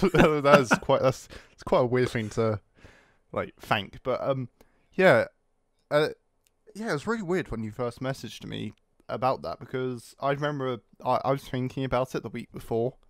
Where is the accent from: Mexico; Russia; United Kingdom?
United Kingdom; I'm British